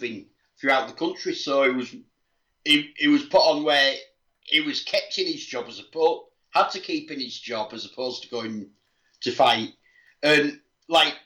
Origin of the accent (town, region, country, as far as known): England, United Kingdom